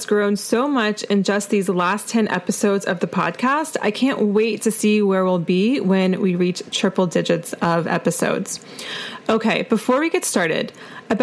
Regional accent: Asheville, North Carolina, United States; my hometown of Asheville, North Carolina

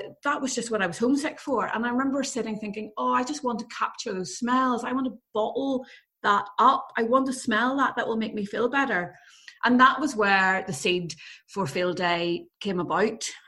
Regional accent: Belfast, Northern Ireland, United Kingdom; So I grew up in Belfast. I grew up in Belfast in the 1980s

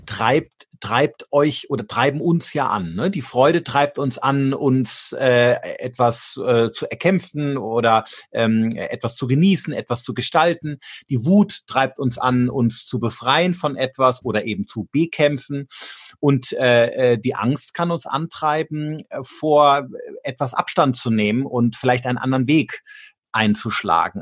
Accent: Germany; wir als Deutsche

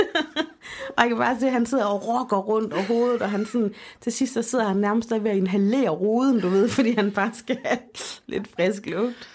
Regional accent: Denmark; moved away; min øh, dagplejemor hjemme i Holmen

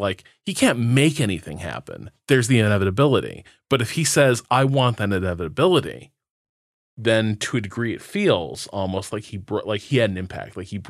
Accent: Indiana, United States; so I grew up in Northwest Indiana, and like in some ways a very sort of secular place, but also there's still pockets of like deeply religious people.

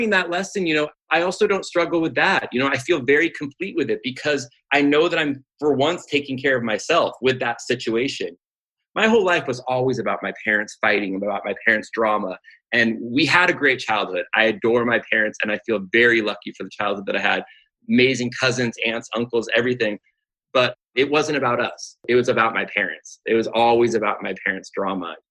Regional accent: Pasadena, California, United States; I grew up in the Pasadena area.

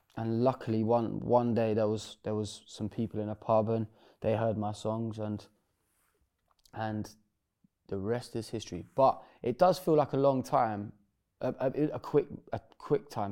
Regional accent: Bedford, East of England, United Kingdom; my hometown in Bedford.

